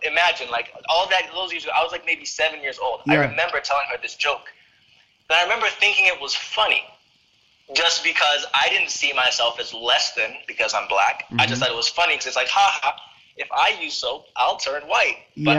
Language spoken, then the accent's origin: English; United States; my experience growing up in America as a black young man.